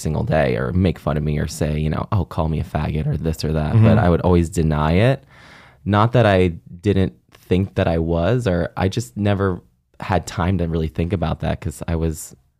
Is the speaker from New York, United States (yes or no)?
yes; Buffalo, New York, United States; It was actually pretty great. I mean, it's a pretty thriving city, I would say.